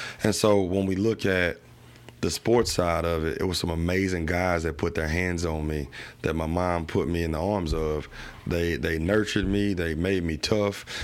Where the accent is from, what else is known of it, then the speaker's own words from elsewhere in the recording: Baton Rouge, Louisiana, United States; also born or lived in Houston; ended up finishing growing up in Scotlandville